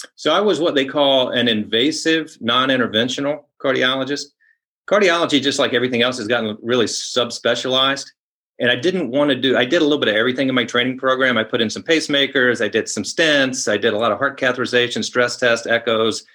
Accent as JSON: {"language": "English", "town": "Columbia", "region": "South Carolina", "country": "United States", "tie": "born or raised there", "said": "I grew up in Columbia, South Carolina"}